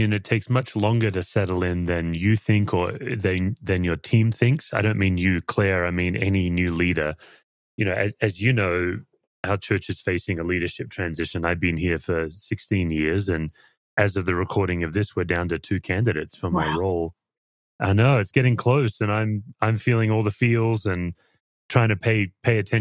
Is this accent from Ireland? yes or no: no; Perth, Western Australia, Australia; now in Colorado, United States; all my family are still back home in Perth. And for the non-Aussies, Western Australia, my home state in Perth